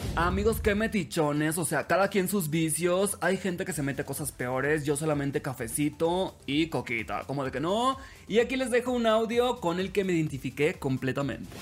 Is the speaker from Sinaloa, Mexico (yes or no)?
yes; Los Mochis, Sinaloa, Mexico; now in Mexico City, Mexico; soy originario de Los Mochis, Sinaloa, transmitiendo desde la Ciudad de México